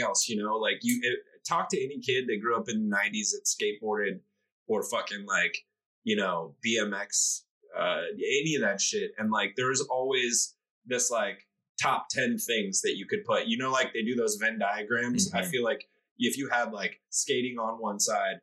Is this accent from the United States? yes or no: yes; Oakland, California, United States; also born or lived in Arizona / Brooklyn; now in Austin, United States; I grew up in Oakland with a bunch of black 15-year-old kids.